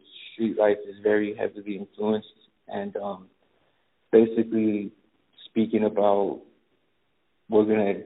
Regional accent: Los Angeles, California, United States; I'm from Los Angeles, California

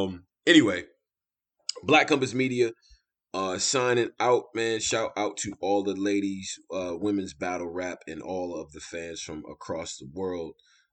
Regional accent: Rochester, New York, United States; my street in Rochester.

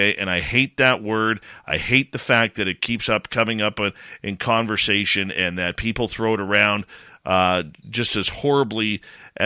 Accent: Canada; I'm Canadian

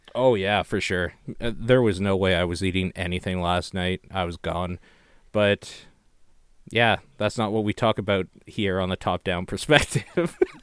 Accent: Canada; I'm Canadian

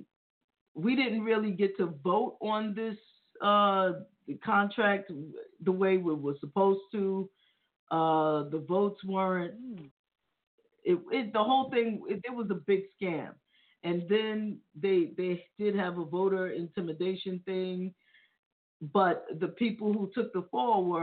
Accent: New York, United States; being that I'm from New York, we're from New York

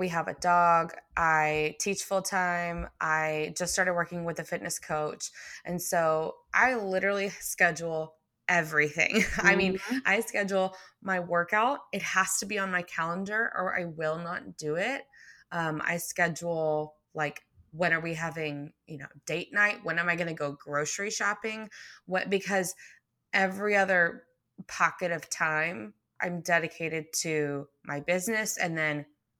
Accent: McKinney, Texas, United States; So I grew up in McKinney, North Dallas, or North Texas, really.

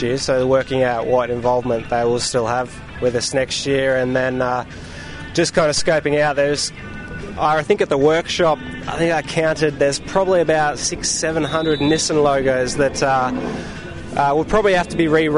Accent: Goulburn, New South Wales, Australia; we grew up in New South Wales near Goulburn, so near Wakefield Park

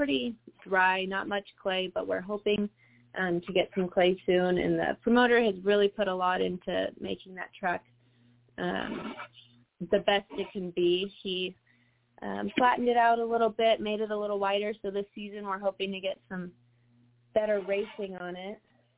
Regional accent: the South, United States; now in Colorado, United States; And, you know, I'm from the South. Colorado isn't my forever home. I want to be back down south.

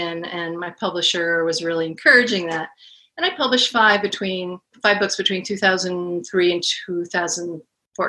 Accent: Portland, Oregon, United States; now in Seattle, United States; I'm a Portland girl too

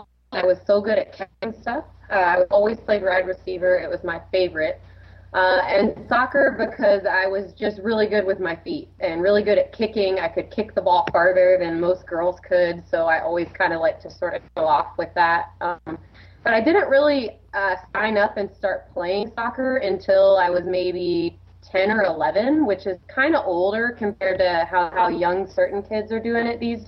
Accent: Atlanta, Georgia, United States; I grew up in Atlanta, Georgia, kind of a suburban neighborhood

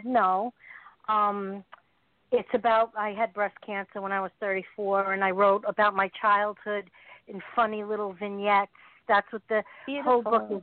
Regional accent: Long Island, New York, United States; I'm from Long Island also.

